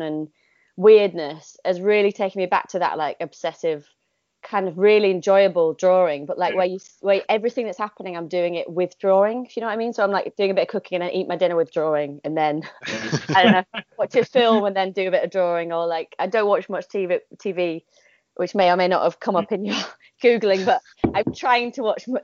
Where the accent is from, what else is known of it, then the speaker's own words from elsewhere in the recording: Yorkshire and the Humber, United Kingdom; moved away; also born or lived in Oxford; I was born in Yorkshire, so that is relevant in a way. Partly because I'm quite, I feel like that is important to me to be a northerner.